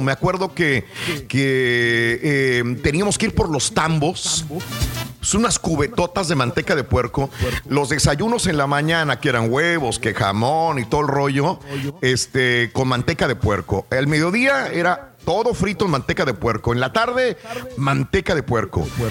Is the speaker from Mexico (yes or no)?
yes; Mexico; como mexicanos